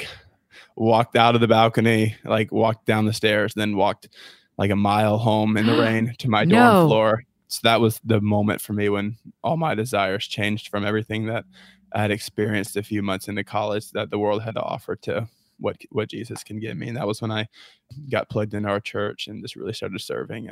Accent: Niceville, Florida, United States; moved away as an adult; now in Auburn, United States; I'm from a little town called Niceville.

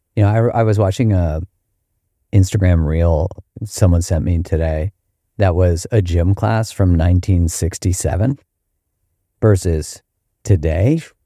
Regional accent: Canada; in Canada, we had these, like, badges

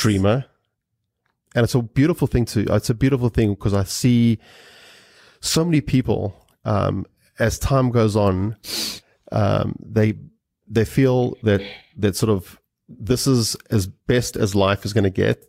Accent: South Africa; growing up in South Africa.

